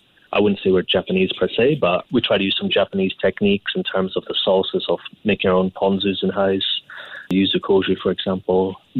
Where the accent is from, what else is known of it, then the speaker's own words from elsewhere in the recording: Scotland, United Kingdom; I mean, where I was born in Scotland, we had, you know, some of the best produce in the world from lobsters, langoustines, crab, and then going on to game.